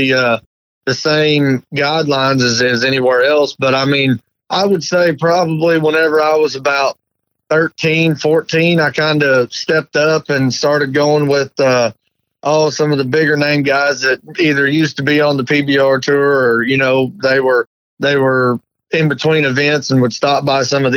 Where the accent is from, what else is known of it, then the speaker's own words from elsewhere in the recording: about 20 miles north of Kansas City, Missouri, United States; about 20 miles north of Kansas City there